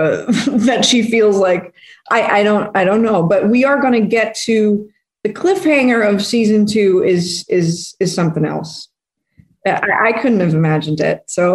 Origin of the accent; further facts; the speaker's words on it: Netherlands; I'm from Holland, and this is a very secular country, so I didn't really grow up with any religion